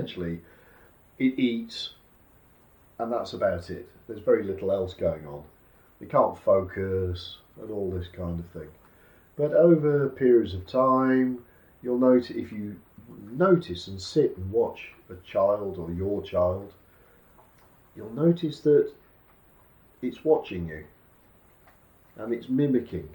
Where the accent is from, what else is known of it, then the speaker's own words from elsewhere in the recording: United Kingdom; being a Brit, a British person